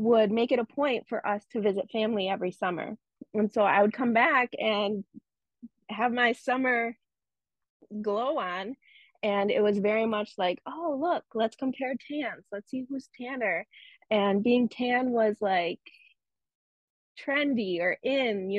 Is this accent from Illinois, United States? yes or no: yes; Chicago, Illinois, United States; I was born here in the United States, in the suburbs of Chicago, and I grew up in the suburbs of Chicago in predominantly white neighborhoods, white suburbs